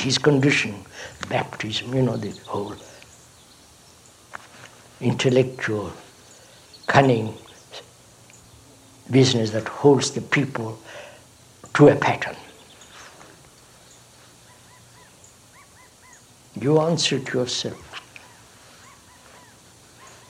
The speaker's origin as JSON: {"language": "English", "country": "India", "tie": "born or raised there", "said": "I was born in India"}